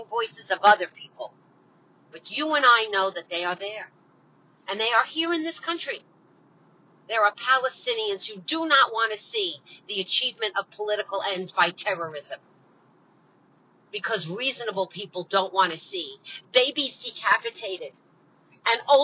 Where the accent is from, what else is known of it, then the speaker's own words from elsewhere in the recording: United States; I'm an American. I love this country. This is my homeland